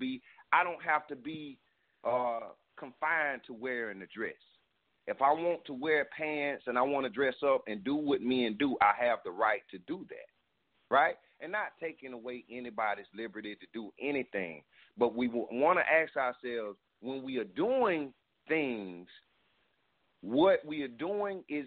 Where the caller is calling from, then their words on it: South Carolina, United States; I'm calling from South Carolina